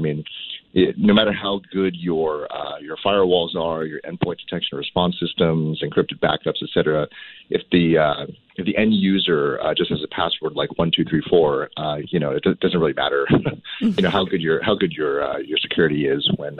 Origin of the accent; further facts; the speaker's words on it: Cupertino, California, United States; I grew up in Cupertino